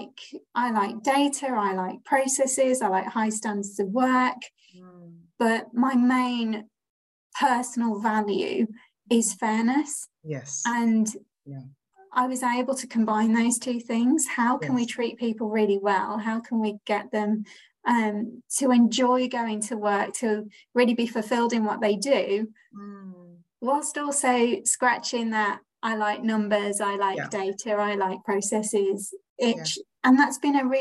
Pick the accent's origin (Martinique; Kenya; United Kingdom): United Kingdom; Birmingham, West Midlands; I'm from Birmingham, from the West Midlands. And so the Hippodrome is somewhere I visited as a child